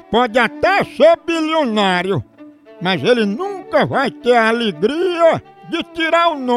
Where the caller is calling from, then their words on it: Boa Vista, Roraima, Brazil; eu sou de Boa Vista, Roraima.